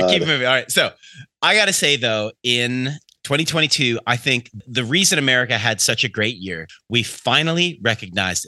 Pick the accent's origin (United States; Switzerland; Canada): Canada; I'm Canadian.